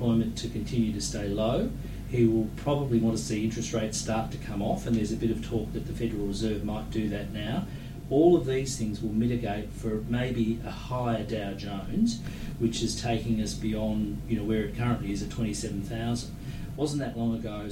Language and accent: English; Australia